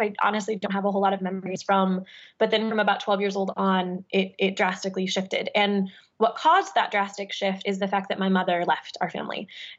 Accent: Midwest, United States; I think it was partially that I was raised in the Midwestern suburbs, that I had a very specific upbringing

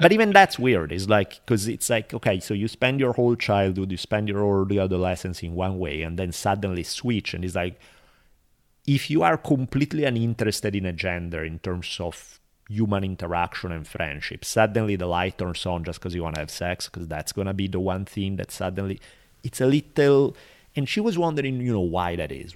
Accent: Italy; now in Los Angeles, United States; growing up in Italy throughout my life until I left

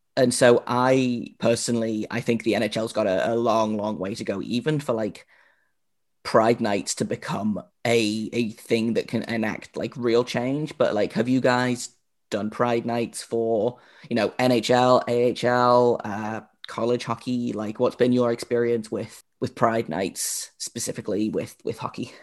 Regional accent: United Kingdom

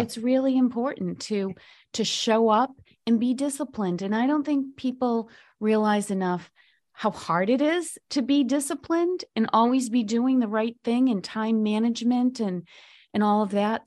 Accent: Boston, Massachusetts, United States; I'm from Boston

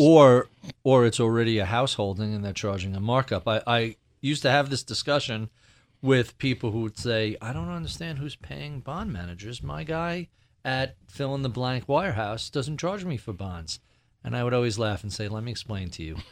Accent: New York, United States; As a New Yorker

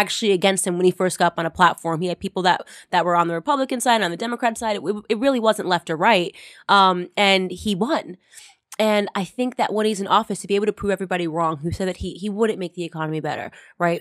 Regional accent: Stamford, Connecticut, United States; also born or lived in New York City; little Stamford, Connecticut, where I grew up

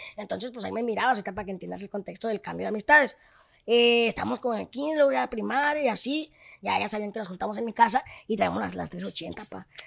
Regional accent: Tabasco, Zacatecas, Mexico; yo soy de Tabasco, Zacatecas, hijo Cuando gusten le tienen su casa, es un pueblito

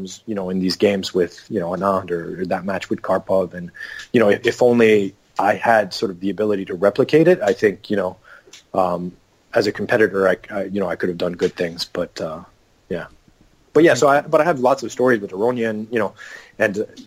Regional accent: Canada

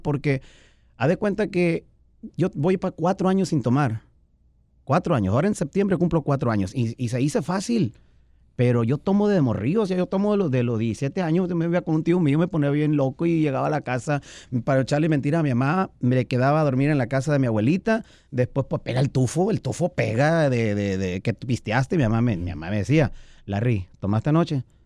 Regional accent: Pueblos Unidos, Sinaloa, Mexico; donde yo me crié, pues en Pueblos Unidos

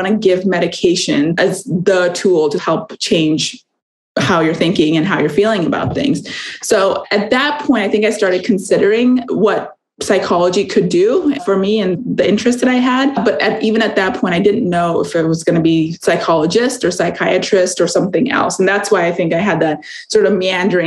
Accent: California, United States; also born or lived in India / Arizona; I was born in India. I grew up in California and Arizona

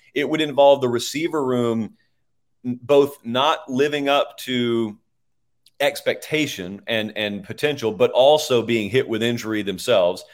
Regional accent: Georgia, United States; moved away; I grew up in Georgia. I'm in Nashville right now

